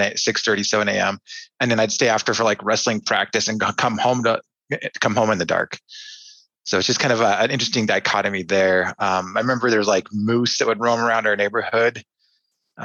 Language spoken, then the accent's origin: English; Anchorage, Alaska, United States; also born or lived in Fairbanks, Alaska; I was born in Fairbanks, and then my family moved to Anchorage about a year later. So growing up there